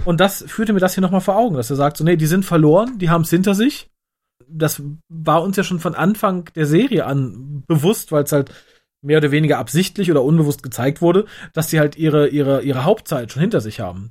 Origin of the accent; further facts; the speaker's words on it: Germany; Ich bin Deutscher